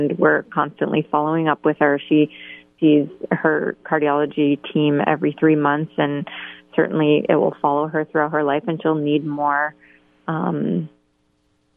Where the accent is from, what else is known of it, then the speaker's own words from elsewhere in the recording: Canada; moved away as an adult; also born or lived in Columbus, Ohio; now in Boston, United States; I was born and raised in Canada.